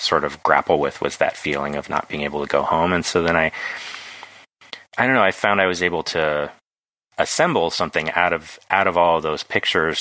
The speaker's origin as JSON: {"language": "English", "town": "Carmel Valley", "region": "California", "country": "United States", "tie": "born or raised there", "moved": "yes", "said": "it's about my hometown"}